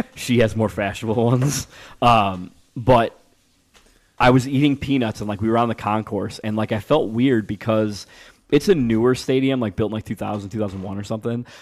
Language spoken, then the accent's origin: English; Niles, Illinois, United States; I'm from Niles, which touches Chicago